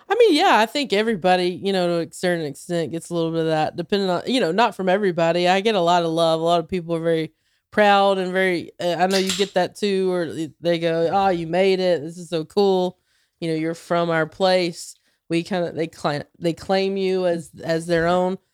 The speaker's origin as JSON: {"language": "English", "area": "near Charlotte", "region": "North Carolina", "country": "United States", "tie": "born or raised there", "moved": "yes", "said": "in Charlotte, uh, twenty minutes from my hometown"}